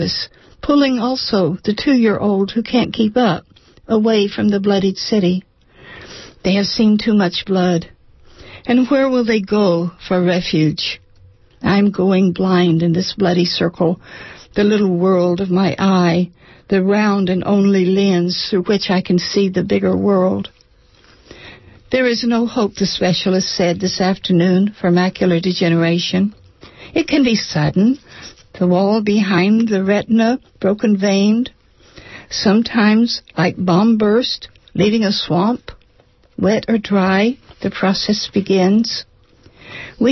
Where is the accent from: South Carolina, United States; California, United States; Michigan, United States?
California, United States; Alameda; I'm from Alameda